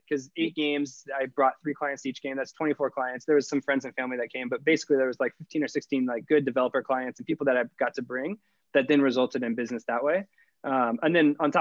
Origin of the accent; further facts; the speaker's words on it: Sacramento, California, United States; moved away as an adult; now in San Diego, United States; I was from Sacramento. I was in Sacramento for 24